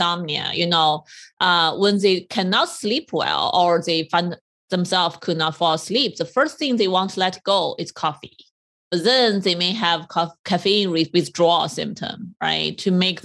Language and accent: English; China; moved away as an adult; now in United States; I came from China